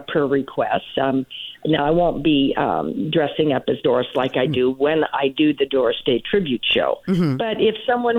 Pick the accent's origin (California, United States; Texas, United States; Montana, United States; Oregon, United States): Oregon, United States; Portland; moved away as an adult; also born or lived in Los Angeles / Las Vegas; I started when I was 10 professionally in Portland, Oregon, which is my hometown